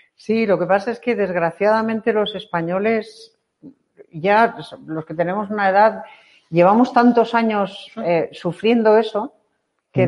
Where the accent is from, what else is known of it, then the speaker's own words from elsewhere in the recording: Chile; moved away as an adult; now in Spain; soy chilena